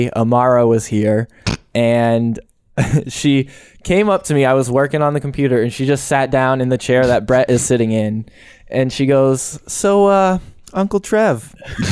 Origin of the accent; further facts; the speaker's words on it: Massachusetts, United States; we're from Massachusetts